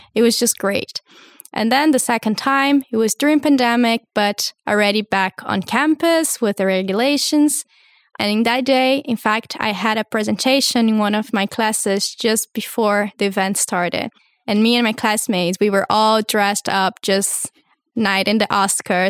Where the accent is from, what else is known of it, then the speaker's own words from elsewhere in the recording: Brazil; also born or lived in United States; now in Hamburg, Germany; I come from Brazil, finished high school in the U S